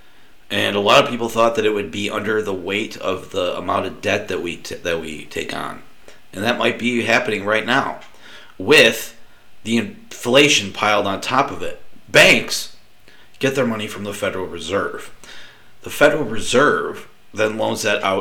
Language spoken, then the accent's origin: English; United States